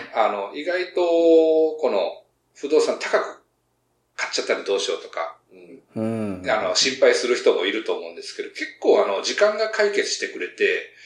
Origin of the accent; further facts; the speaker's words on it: Ehime, Japan; now in Tokyo, Japan; 出身が愛媛の方